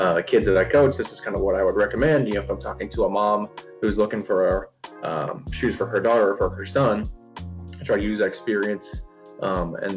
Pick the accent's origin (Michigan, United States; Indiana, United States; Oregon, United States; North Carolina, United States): Indiana, United States; Salisbury; moved away as an adult; I came from Salisbury, Indiana, which is in like the bottom right corner, close to Louisville